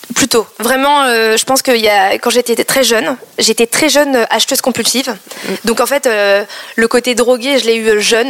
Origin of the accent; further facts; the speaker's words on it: Paris, Île-de-France, France; first language Cambodian; je suis née en France, à Paris, dans le 13e